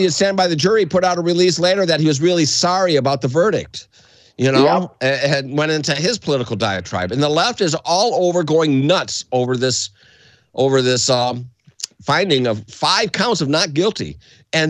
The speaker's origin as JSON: {"language": "English", "area": "across the Detroit River", "region": "Ontario", "country": "Canada", "tie": "born or raised there", "moved": "yes", "lives_now": "United States", "said": "I grew up in Canada"}